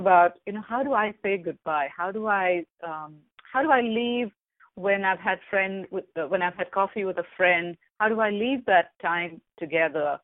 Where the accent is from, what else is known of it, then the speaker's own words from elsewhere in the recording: India; moved away; I come from India